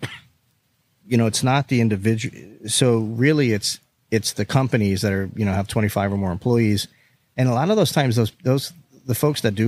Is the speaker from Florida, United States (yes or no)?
yes; South Florida, United States; we're from South Florida too